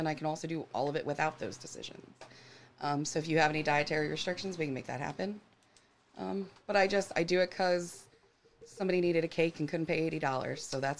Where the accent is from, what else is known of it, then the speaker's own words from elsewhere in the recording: Florida, United States; moved away; I grew up in Florida, the Gulf of Mexico